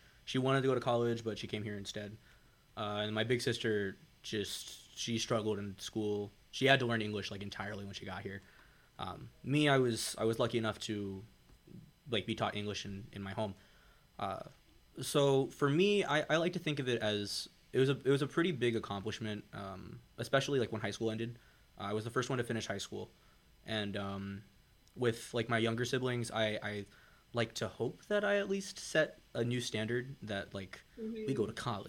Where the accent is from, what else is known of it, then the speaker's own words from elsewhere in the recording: Illinois, United States; Oh, I'm from Illinois.